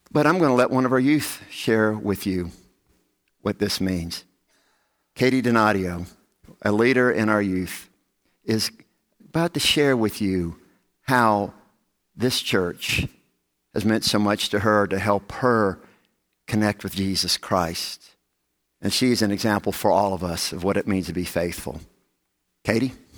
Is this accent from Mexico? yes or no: no; the South, United States; growing up in the South